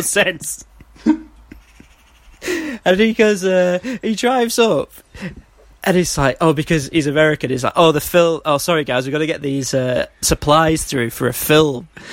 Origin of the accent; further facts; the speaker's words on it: Manchester, North West England, United Kingdom; I'm from Manchester